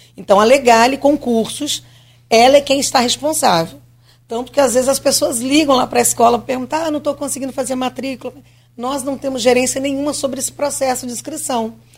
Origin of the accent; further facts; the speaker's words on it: Rio de Janeiro, Brazil; moved away as an adult; now in Campos dos Goytacazes, Brazil; eu sou do Rio, então eu vou algumas vezes ao Rio